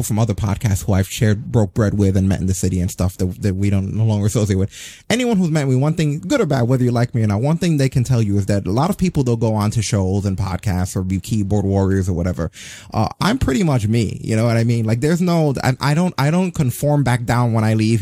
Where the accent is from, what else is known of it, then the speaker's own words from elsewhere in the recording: New York, United States; I grew up in New York, and in the rough time in the 80s when like the actual ghetto neighborhoods were the ghetto neighborhoods